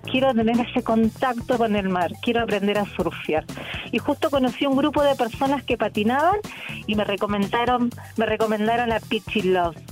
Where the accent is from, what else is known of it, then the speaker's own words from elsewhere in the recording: Misiones, Argentina; moved away as an adult; now in Chile; soy argentina, sí, vengo de la, de la provincia de Misiones